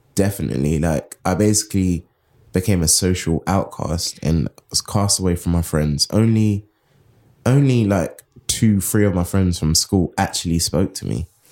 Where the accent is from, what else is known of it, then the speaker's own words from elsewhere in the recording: London, United Kingdom; I come from Southeast London, Crystal Palace, and it was very, like, segregated when I was growing up in my teenage years